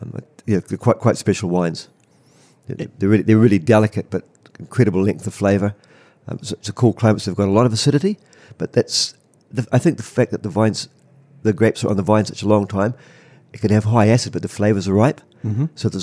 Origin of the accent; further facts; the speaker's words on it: Kurow, Canterbury, New Zealand; born there; And I was born in Kurau as well.